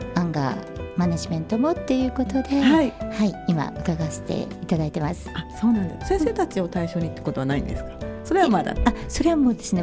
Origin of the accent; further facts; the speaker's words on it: Kagoshima, Japan; moved away; 私鹿児島の生まれで